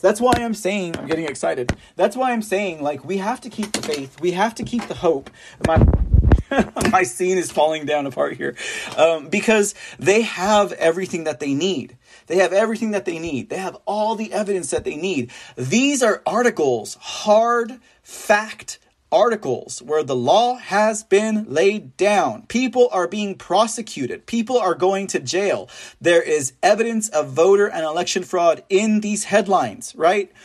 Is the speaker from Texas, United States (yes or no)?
yes; San Antonio, Texas, United States; also born or lived in Austin, Texas; my hometown is San Antonio